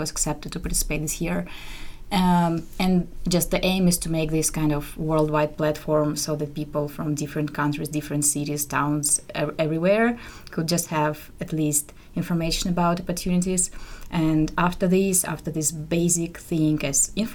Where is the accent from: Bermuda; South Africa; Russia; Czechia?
Russia; Moscow; moved away; I'm from Russia, from Moscow.